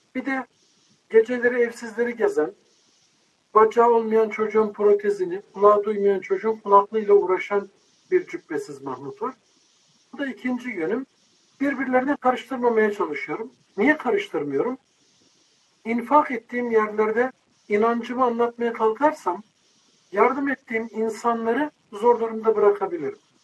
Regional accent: Bursa, Turkey; now in Istanbul, Turkey; İstanbul'da yaşıyorum. Bursa'da yetiştim, büyüdüm.

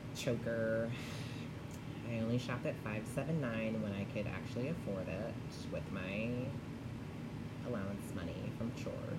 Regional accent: Chicago, Illinois, United States; I was born in Chicago

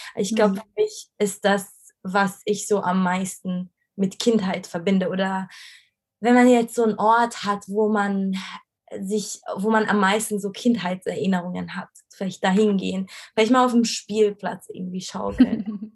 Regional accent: Egypt; moved away as an adult; also born or lived in Cairo; now in Germany; ich bin ja in, in Ägypten aufgewachsen

